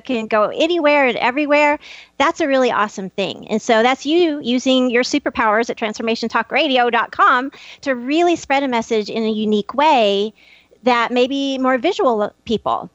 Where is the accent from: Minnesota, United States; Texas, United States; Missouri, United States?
Texas, United States; Happy; I'm from Happy, Texas, the town without a frown